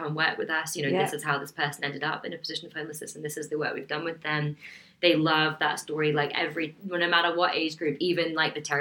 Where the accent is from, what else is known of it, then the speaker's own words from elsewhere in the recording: Dornoch, Scotland, United Kingdom; I grew up in Dornoch